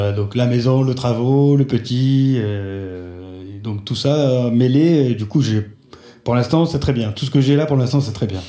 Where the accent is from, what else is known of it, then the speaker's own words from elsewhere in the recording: France; je suis français